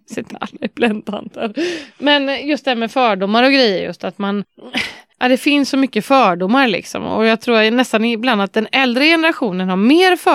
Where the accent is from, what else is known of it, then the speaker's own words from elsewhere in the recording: Varberg, Halland County, Sweden; moved away; Men det har vi väldigt mycket hemma i Varberg.